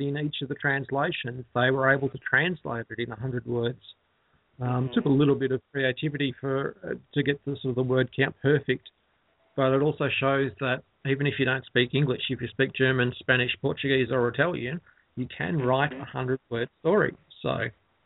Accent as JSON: {"language": "English", "town": "Ballarat", "region": "Victoria", "country": "Australia", "tie": "born or raised there", "said": "Ballarat's my hometown where I currently live"}